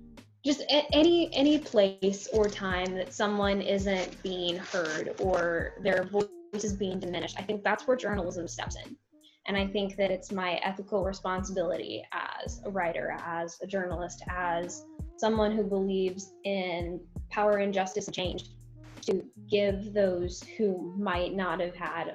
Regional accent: United States; As a journalist, as an American, as an advocate

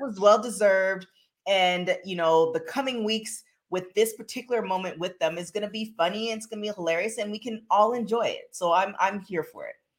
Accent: Canada; I'm from Canada

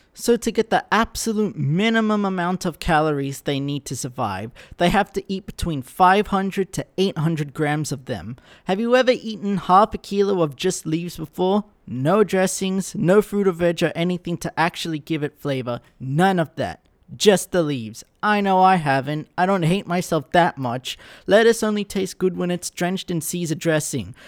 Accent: Australia; As an Australian

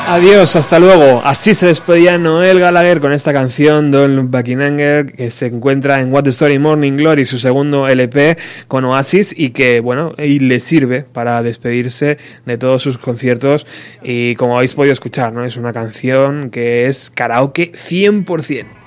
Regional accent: Spain; somos, tío, los españoles

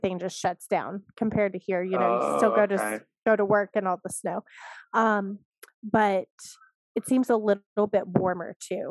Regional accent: Beckley, West Virginia, United States; moved away as an adult; also born or lived in Huntington, West Virginia; born in Beckley, West Virginia. I lived there with my mom and my dad, went to elementary school there.

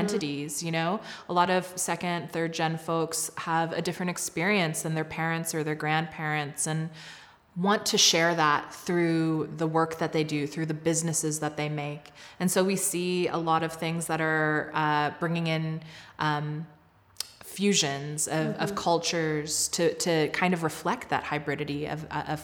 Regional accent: Southern United States, United States; moved away as an adult; now in Calgary, Canada; I grew up in a fairly racially homogenous suburbs of the southern states

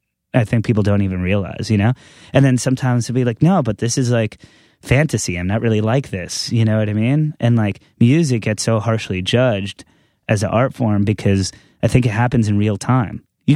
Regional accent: New York, United States; I never knew what the fuck that was growing up on Long Island, right.

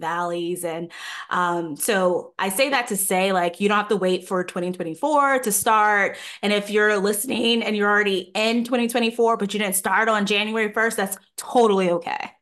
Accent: New York, United States; Growing up in New York

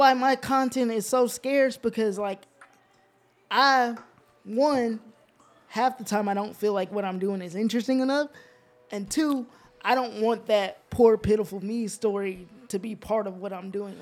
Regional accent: Georgia, United States; also born or lived in Alaska; we moved from Alaska to Geor-, to Georgia to be with my mom's family

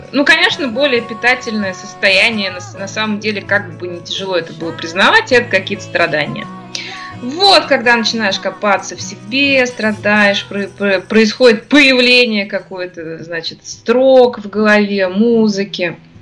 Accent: Ufa, Bashkortostan, Russia; born or raised there

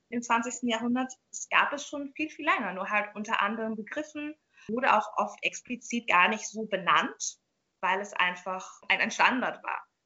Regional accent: Jamaica; Also ich komme aus Jamaika und da gibt es zum Beispiel Rastafaris

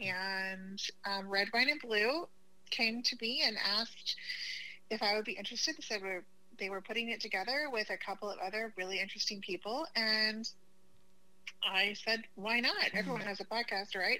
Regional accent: Oklahoma, United States; moved away; I'm originally from Oklahoma

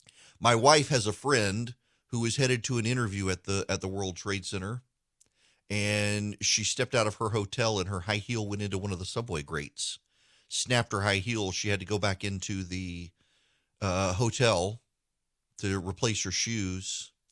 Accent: Dubai, United Arab Emirates; You know, I was a kid. I grew up in Dubai.

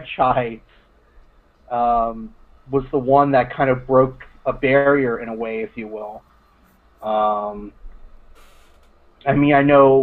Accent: Syracuse, New York, United States; my hometown minor league team became the affiliate of Tampa

